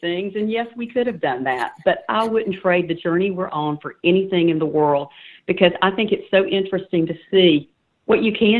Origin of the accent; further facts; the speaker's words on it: Claxton, Georgia, United States; also born or lived in Savannah, Georgia; I'm from a very small town about an hour northwest of Savannah called Claxton. I was born in Savannah but reared in that small town